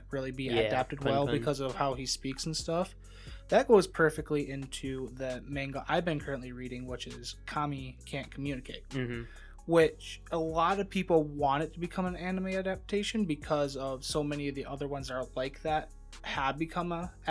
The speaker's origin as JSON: {"language": "English", "country": "United States", "said": "I'm American."}